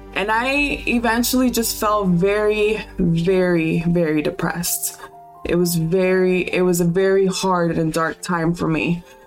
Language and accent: English; Homestead, Florida, United States; I grew up in Miami in a little small town called Homestead